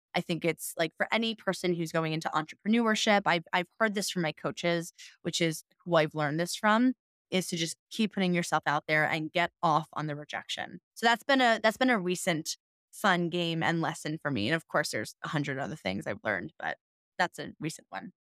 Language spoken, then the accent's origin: English; New York City, New York, United States; moved away as an adult; also born or lived in Denver, Colorado; I'm from New York City.